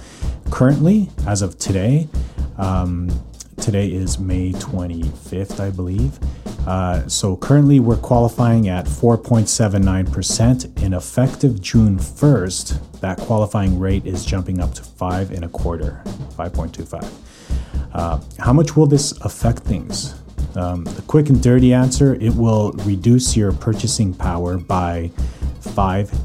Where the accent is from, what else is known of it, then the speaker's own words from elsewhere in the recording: Calgary, Alberta, Canada; now in North Vancouver, Canada; born and raised in Calgary, currently living in Vancouver, North Vancouver.